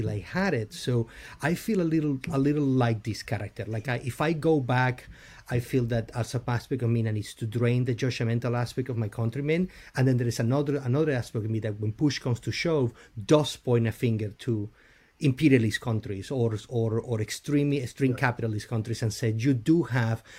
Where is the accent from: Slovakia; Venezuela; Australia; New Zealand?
Venezuela; moved away; I'm originally from Venezuela, and I had to leave because of everything that is happening